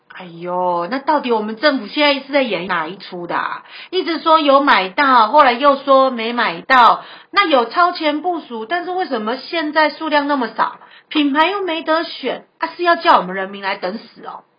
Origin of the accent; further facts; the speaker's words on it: Taiwan; 感谢我们台湾人民给他一百万美金的金元收入